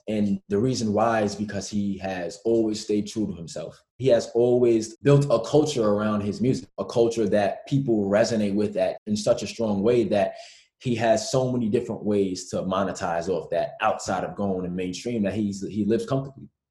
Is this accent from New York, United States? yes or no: yes; New York, United States; growing up in New York